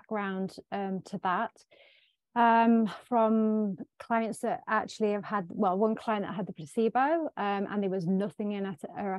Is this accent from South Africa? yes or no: no; Sherwood Forest, East Midlands, United Kingdom; I am from the UK, Sherwood Forest